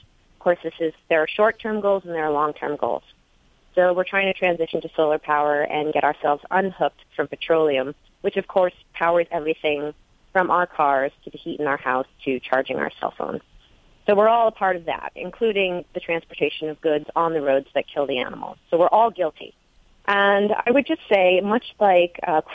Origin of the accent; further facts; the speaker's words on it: New England, United States; moved away as an adult; also born or lived in Europe; growing up in New England